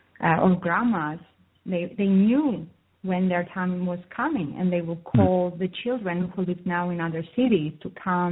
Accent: Cyprus; Even I come from Cyprus, and I grew up in a village

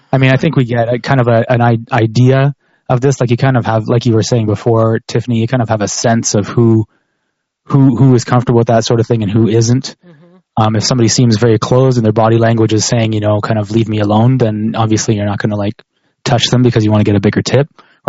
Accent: Canada; Whereas opposed to like someplace like where I grew up in Canada

